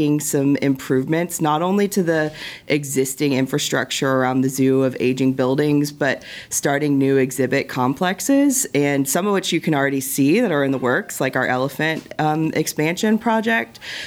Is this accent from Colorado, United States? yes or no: no; Tulsa, Oklahoma, United States; I grew up in Tulsa, and I grew up coming to this zoo